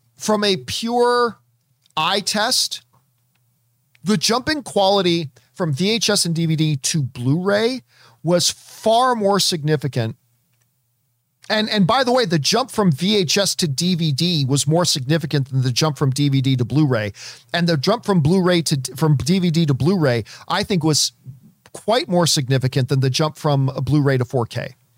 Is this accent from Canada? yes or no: yes; Canada; as a Canadian kid myself